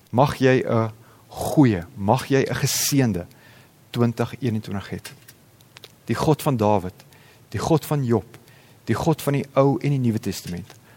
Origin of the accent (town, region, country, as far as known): South Africa